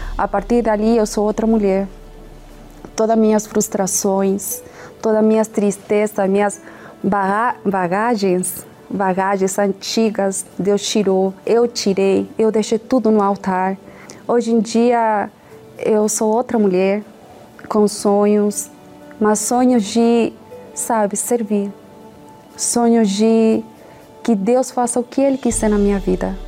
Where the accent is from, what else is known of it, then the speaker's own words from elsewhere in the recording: Chile; sou chilena